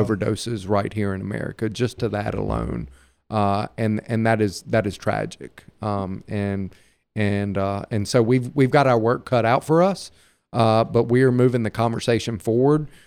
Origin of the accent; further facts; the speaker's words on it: Hattiesburg, Mississippi, United States; I'm I'm a native Mississippian too. Uh, like her, I was born and raised in Hattiesburg